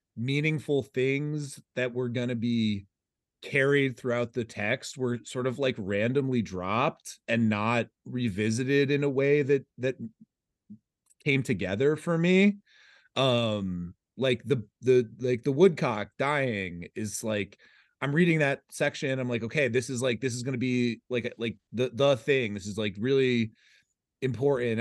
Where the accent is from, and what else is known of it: United States